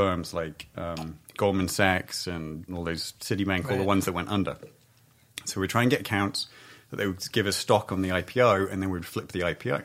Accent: England, United Kingdom; now in Southern California, United States; I grew up in England where it's bunny rabbits and squirrels

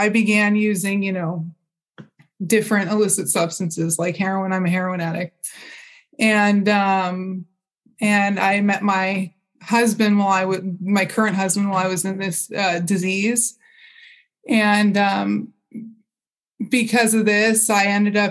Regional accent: Pasadena, California, United States; moved away as an adult; also born or lived in Redlands / San Bernardino; I grew up in Pasadena. This is in this neck of the woods.

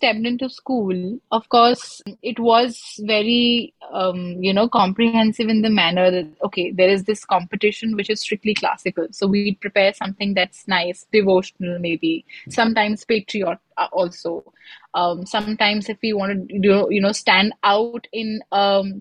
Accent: Lucknow, Uttar Pradesh, India; moved away as an adult; I am originally from Lucknow

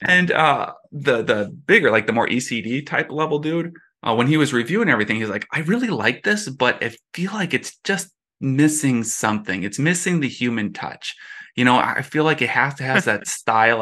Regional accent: Minneapolis, Minnesota, United States; growing up in Minneapolis

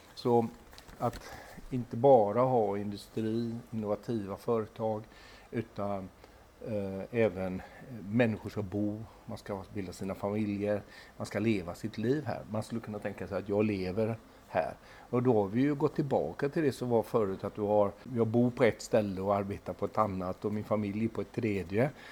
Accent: Gothenburg, Västra Götaland, Sweden; som göteborgare

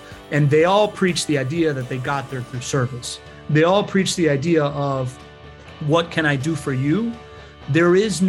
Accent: Miami, Florida, United States; first language Spanish; English is a second language; also born or lived in Venezuela; I was born in Venezuela. My family left Venezuela before I went to school. And my first formative memory is walking into preschool in Miami, consciously knowing that I was the only kid that didn't speak English.

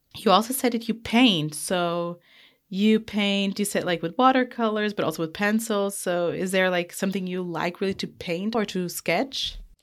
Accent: Portugal; I'm from Portugal

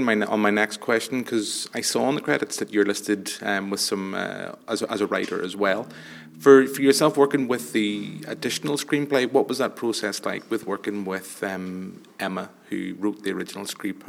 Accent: Ireland

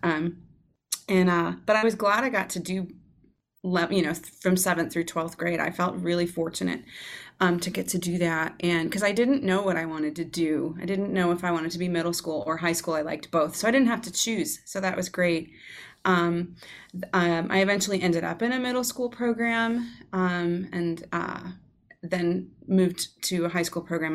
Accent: Georgia, United States; moved away as an adult; I grew up in Georgia

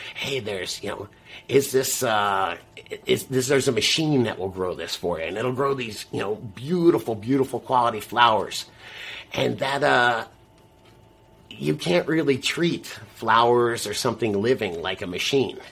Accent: South Florida, United States; I'm from South Florida

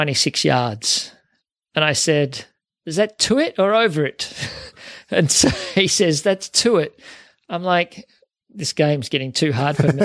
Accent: Melton, Victoria, Australia; I grew up in Melton, was where I grew up, and played at Melton Valley Golf Club and at Werribee.

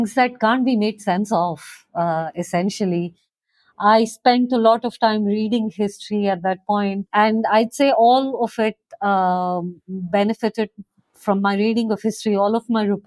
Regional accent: Bhopal, Madhya Pradesh, India; now in Goa, India; I grew up in Bhopal, which is a city in central India

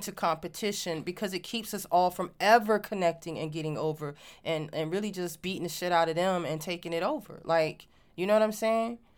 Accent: Virginia, United States; moved away; also born or lived in Washington, D.C.; growing up in Virginia

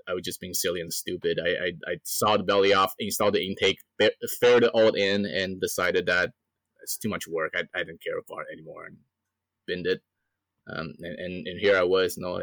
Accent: Canada; I'm a Canadian, right?

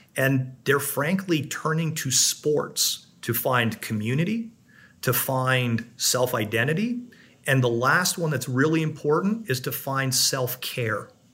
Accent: Canada; now in United States; I'm a Canadian

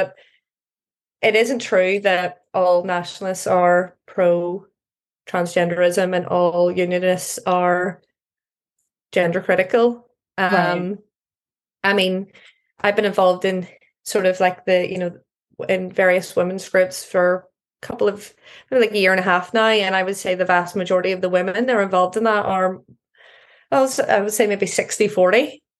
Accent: Northern Ireland, United Kingdom

